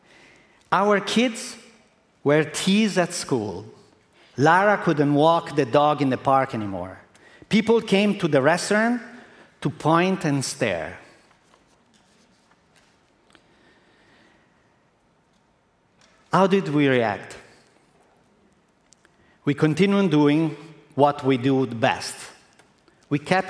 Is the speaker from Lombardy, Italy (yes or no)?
no; Modena, Emilia-Romagna, Italy; English is a second language; I'm Italian. In April 95, in my hometown in Modena, I opened a small restaurant